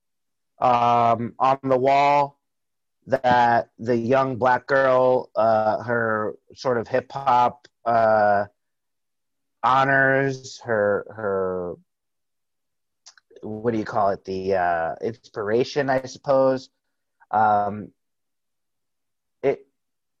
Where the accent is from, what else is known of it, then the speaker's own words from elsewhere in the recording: Tampa, Florida, United States; we're from Tampa